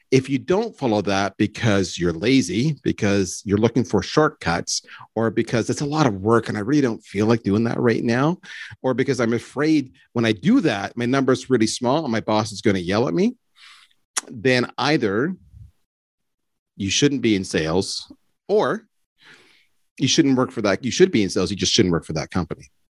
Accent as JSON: {"language": "English", "country": "Canada", "said": "I'm Canadian."}